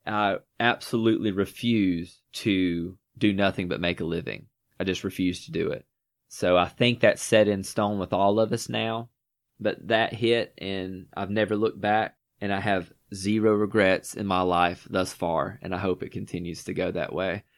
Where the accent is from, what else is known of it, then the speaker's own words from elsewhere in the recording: Northwest Georgia, United States; I'm also from, uh, Northwest Georgia. Still reside here to this day.